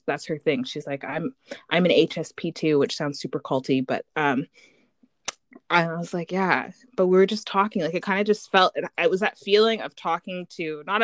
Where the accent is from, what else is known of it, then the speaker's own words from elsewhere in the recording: Canada; now in Vancouver, Canada; me being having an American family and then growing up in Canada